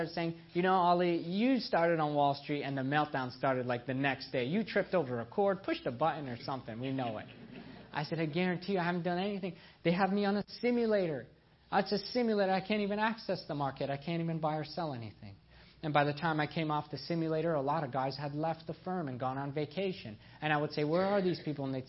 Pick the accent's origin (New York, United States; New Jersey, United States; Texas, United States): New York, United States; upstate; also born or lived in Iran / Nebraska; I was born in Iran. I was a zealous Muslim child. I was as proud as they came. I was very lost. And then my parents immigrated to North America. I grew up in New York State most of my life in upstate New York